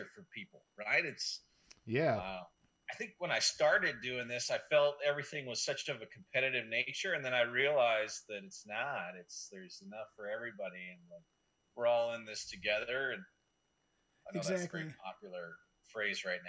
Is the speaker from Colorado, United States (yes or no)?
yes; Colorado, United States; moved away as an adult; now in Chicago, United States; I'm born and raised in Colorado